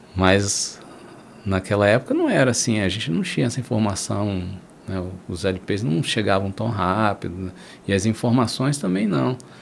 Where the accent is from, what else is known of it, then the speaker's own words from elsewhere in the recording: Brasília, Federal District, Brazil; eu cresci na Brasília, capital do rock